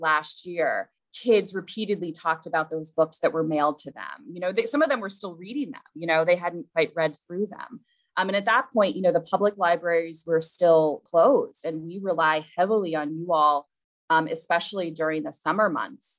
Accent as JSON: {"language": "English", "region": "Central Ohio", "country": "United States", "tie": "born or raised there", "moved": "as an adult", "lives_now": "Mamaroneck, United States", "said": "grew up in Central Ohio"}